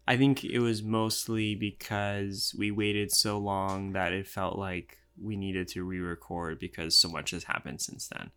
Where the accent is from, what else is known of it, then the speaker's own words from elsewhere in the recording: United States; I'm white. I'm American.